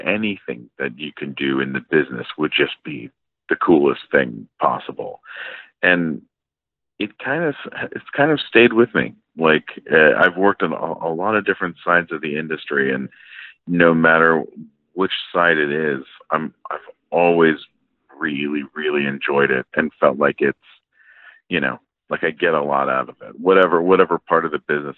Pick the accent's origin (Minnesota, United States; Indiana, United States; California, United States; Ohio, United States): California, United States; San Diego; also born or lived in London, Ontario, Canada; went to school and grew up in San Diego